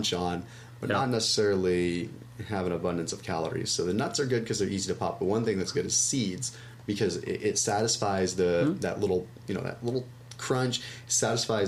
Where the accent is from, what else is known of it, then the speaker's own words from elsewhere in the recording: Sonoma, California, United States; I'm from Sonoma